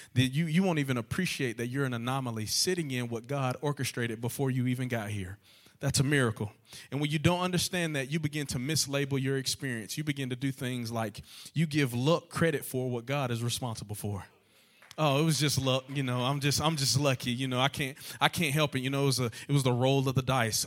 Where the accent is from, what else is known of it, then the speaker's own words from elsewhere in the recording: Georgia, United States; also born or lived in Lower Alabama; now in Alabama, United States; I'm actually from Georgia. I'm a Georgia boy at heart.